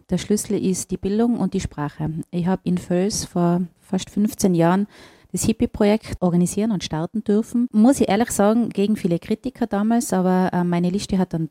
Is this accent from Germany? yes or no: no; Austria; now in Mexico; auch als Österreicherin in Mexiko bin ich Österreicherin und ich will einfach meine mein Herkunft und, und mein, mein Sein, mein, mein ganzes Leben nicht aufgeben, nur weil ich in einem anderen Land bin.